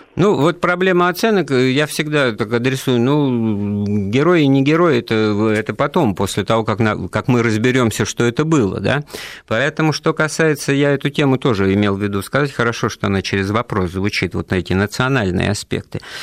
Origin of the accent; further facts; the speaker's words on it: Ufa, Bashkortostan, Russia; я сам родом из Уфы, из Башкирии